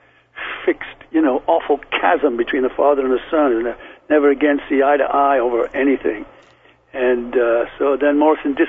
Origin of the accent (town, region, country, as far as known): Liverpool, North West England, United Kingdom; born or raised there; accent: Liverpool; moved away; also born or lived in London